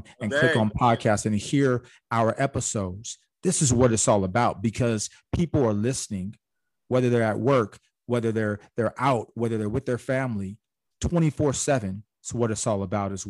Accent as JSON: {"language": "English", "area": "Orange County", "region": "California", "country": "United States", "said": "I'm from Orange County"}